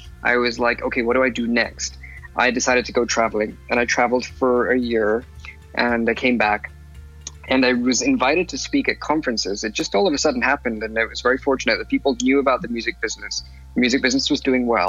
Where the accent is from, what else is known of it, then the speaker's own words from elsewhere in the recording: Lagos, Nigeria; now in London, United Kingdom; I was born in London, and I spent about 11 years of my life living in Lagos, Nigeria. And then I came back to London, continued my education here